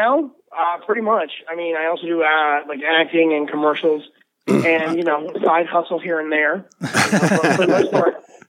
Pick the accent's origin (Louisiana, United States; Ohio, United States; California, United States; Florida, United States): Florida, United States; moved away as an adult; now in Los Angeles, United States; I'm originally from Florida. I live in LA now, and I'm back in Florida for this week.